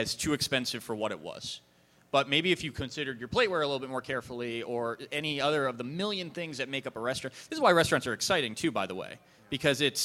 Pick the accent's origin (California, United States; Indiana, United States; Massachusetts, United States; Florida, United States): Massachusetts, United States; I'm a white guy from Massachusetts that was brought up with undelicious food